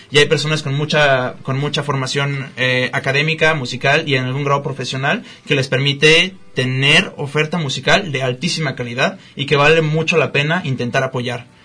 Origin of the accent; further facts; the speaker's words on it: Guadalajara, Jalisco, Mexico; nosotros como tapatíos estamos muy poco acostumbrados a pagar o activamente consumir arte